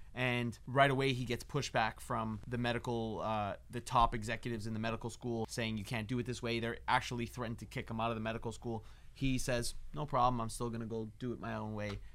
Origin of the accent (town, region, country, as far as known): Toronto, Ontario, Canada; now in Los Angeles, United States